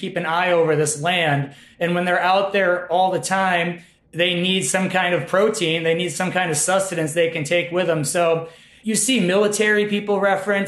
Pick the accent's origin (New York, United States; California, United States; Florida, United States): New York, United States; Utica; also born or lived in Colorado; now in Madison, United States; I'm from the Utica area of New York